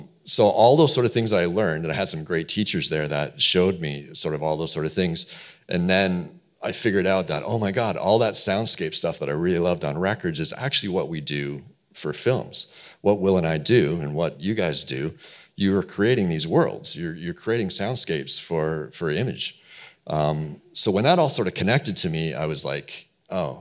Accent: Toronto, Ontario, Canada; I'm from Toronto, Canada, originally.

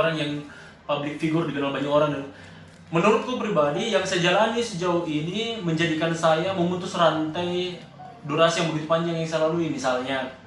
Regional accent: Palopo, South Sulawesi, Indonesia; Saya saya mungkin dari Palopo lahir dan besar di Palopo sekolah juga di Palopo

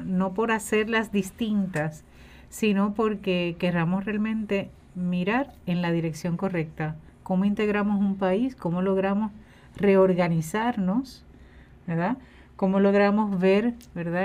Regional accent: Puerto Rico; como sociedad puertorriqueña

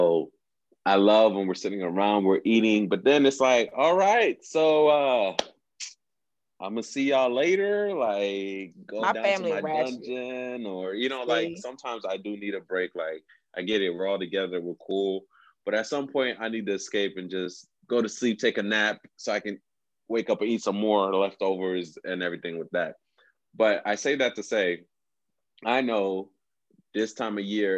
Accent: Haiti; I'm not American. I'm Haitian.

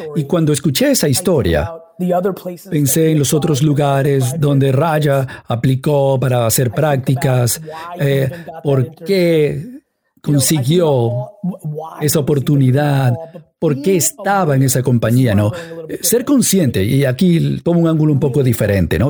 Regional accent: India; moved away; Donde yo crecí en la India

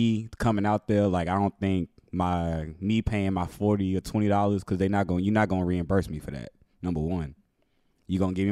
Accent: Houston, Texas, United States; I'm from Houston.

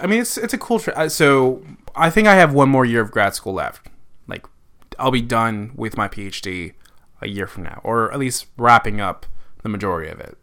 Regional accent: Connecticut, United States; moved away as an adult; also born or lived in Baltimore; I am from Connecticut. The woods of Connecticut, very descriptive, 'cause pretty much Connecticut is all woods. Um, I grew up about an hour and a half northeast of New York City

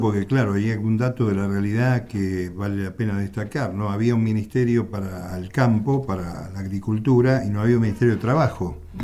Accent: La Plata, Buenos Aires Province, Argentina; oriundo como soy de La Plata

